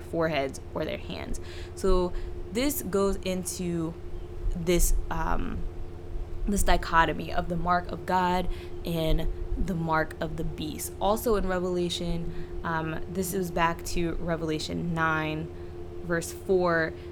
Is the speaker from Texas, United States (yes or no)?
no; South Carolina, United States; I grew up in South Carolina where they have blue laws